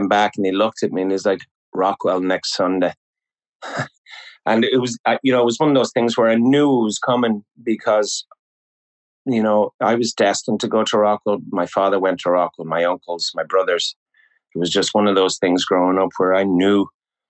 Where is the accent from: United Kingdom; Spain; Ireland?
Ireland; Clondalkin, Leinster; moved away; also born or lived in United States / Dublin; I am one of five that was born in the States, but I was gone within a month. My parents bought a house when they moved back to Ireland, bought a house in Clondalkin